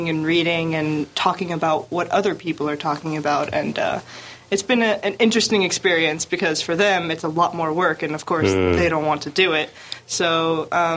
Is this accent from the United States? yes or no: yes; southern United States, United States; moved away as an adult; now in Daegu, South Korea; I'm like 100% USDA, like American beef, like made, raised, like educated in the United States.